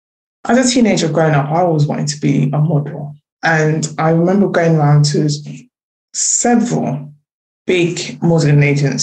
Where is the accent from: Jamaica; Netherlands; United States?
Jamaica; especially like being Jamaican, it was this that I was already skinny anyway.